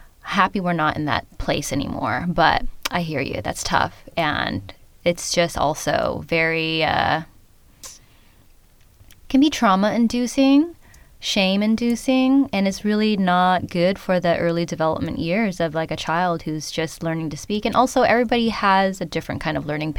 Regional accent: San Jose, California, United States; first language Khmer; English is a second language; I was born and raised in San Jose, California

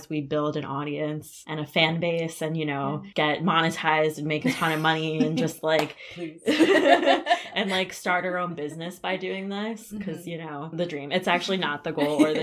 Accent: South Florida, United States; moved away as an adult; now in Ann Arbor, United States; I'm from South Florida.

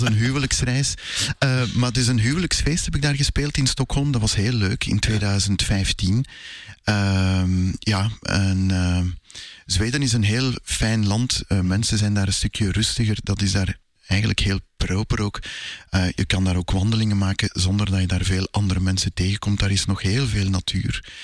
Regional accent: Sint-Genesius-Rode, Flanders, Belgium; also born or lived in Brussels; Ik eh, ben in Brussel geboren en ik heb eigenlijk altijd in Sint-Genesius-Rode gewoond.

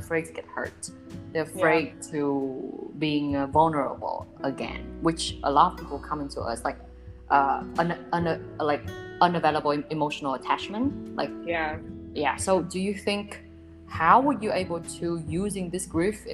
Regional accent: Vietnam; moved away; I'm from Vietnam

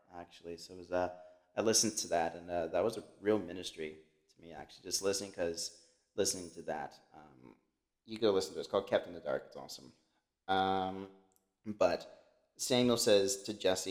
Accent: Colombia; I'm a dark-skinned individual. I'm from Colombia.

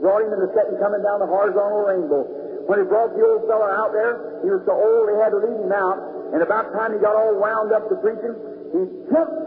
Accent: the South, Southern United States, United States; I'm a Southerner too.

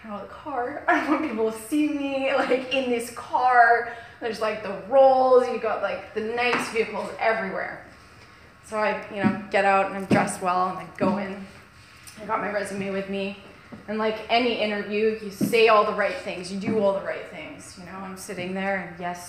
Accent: Kelowna, British Columbia, Canada; I'm from Kelowna.

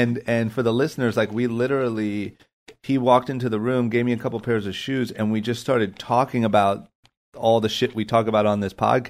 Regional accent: Akron, Ohio, United States; So growing up in Akron, I mean, I love it. I'm not trying to shit on Akron, Ohio

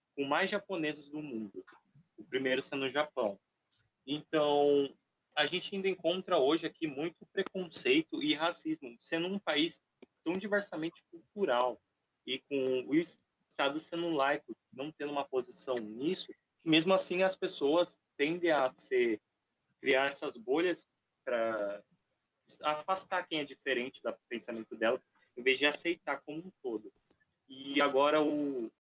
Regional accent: Brazil

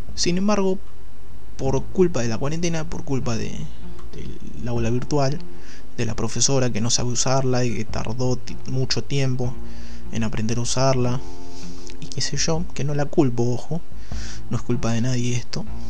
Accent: Chivilcoy, Buenos Aires Province, Argentina; en Chivilcoy, que es mi ciudad natal

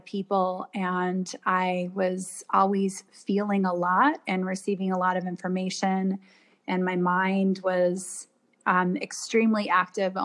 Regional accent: Washington, United States; also born or lived in Toronto, Canada; only lived there until I was 4 and moved to Washington State. And so I grew up in the Northwest

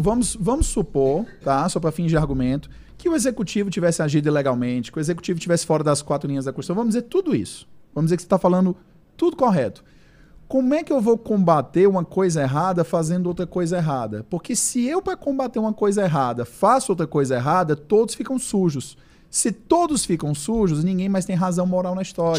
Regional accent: Brazil; nós como brasileiros

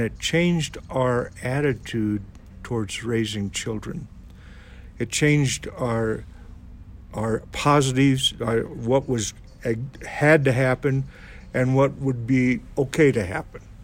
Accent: Burlington, Iowa, United States; now in Marion, United States; we left our city where we grew up. I've always been an Iowan. My home city is Burlington

